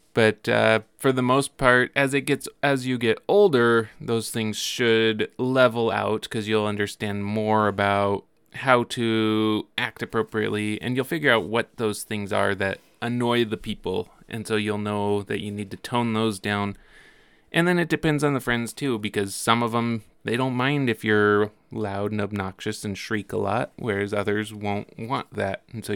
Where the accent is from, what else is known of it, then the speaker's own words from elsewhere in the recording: Billings, Montana, United States; also born or lived in New Mexico / Oregon; So, I was born in Billings, and we moved to New Mexico when I was about 1 year old, and then over to Oregon when I was 4, and then back to Billings when I was 8.